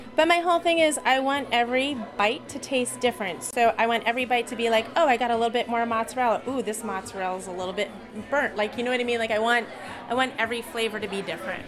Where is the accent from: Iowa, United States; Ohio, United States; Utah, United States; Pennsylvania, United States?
Pennsylvania, United States; Philadelphia; I grew up in Philly